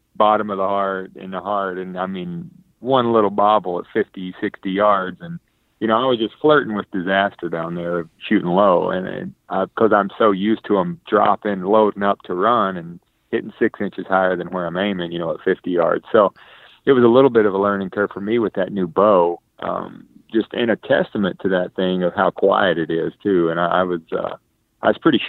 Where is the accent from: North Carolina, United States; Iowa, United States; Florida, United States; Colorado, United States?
North Carolina, United States; growing up in North Carolina